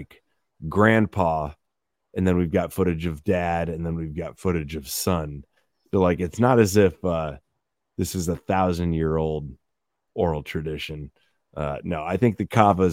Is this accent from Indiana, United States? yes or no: yes; Indiana, United States; I was born and raised in Indiana, and we don't call ourselves Indians. We call ourselves Hoosiers